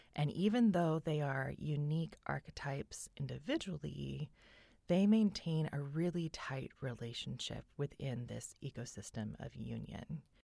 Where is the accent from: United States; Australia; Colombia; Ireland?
United States; California; I grew up in California